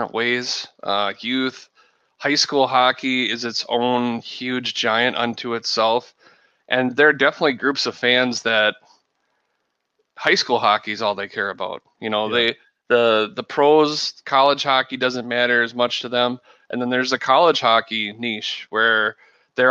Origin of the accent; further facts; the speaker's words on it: Elk River, Minnesota, United States; my hometown of Elk River